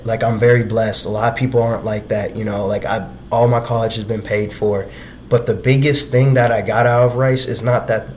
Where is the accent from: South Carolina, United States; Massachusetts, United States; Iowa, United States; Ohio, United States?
Iowa, United States; Iowa City; I'm from Iowa originally. So I'm from Iowa City, Iowa